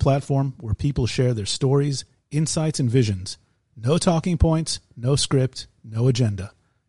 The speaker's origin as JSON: {"language": "English", "country": "United States", "tie": "born or raised there", "moved": "yes", "lives_now": "Israel"}